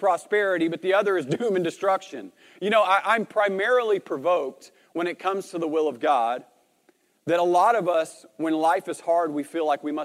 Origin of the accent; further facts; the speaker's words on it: Arkansas, United States; moved away as an adult; also born or lived in Marshfield; Arkansas, which is where I'm originally from, if you can't tell from my accent